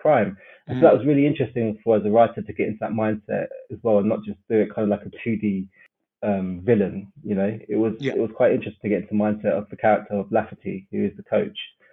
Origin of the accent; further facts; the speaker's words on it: London, United Kingdom; South West London, yeah. I'm from Brixton